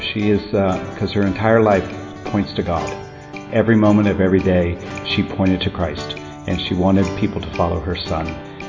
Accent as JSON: {"language": "English", "region": "Virginia", "country": "United States", "said": "I'm from the United States, the actual state of Virginia."}